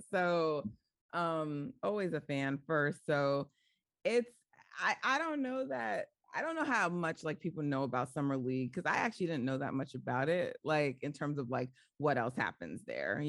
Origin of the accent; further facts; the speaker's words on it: New York, United States; I'm like, New York